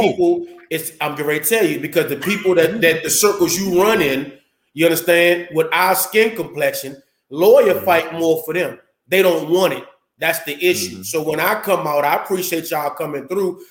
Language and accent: English; Landover, Maryland, United States; I'm from Landover, Maryland